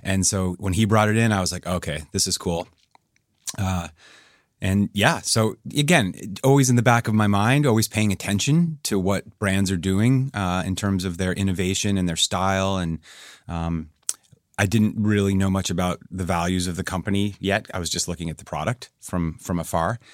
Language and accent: English; New Hampshire, United States; moved away; where I grew up in the Northeast in New England.